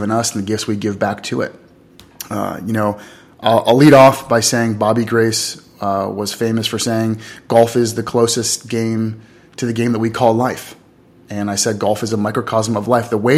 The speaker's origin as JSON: {"language": "English", "town": "Los Angeles", "region": "California", "country": "United States", "tie": "born or raised there", "said": "I grew up in Los Angeles, California."}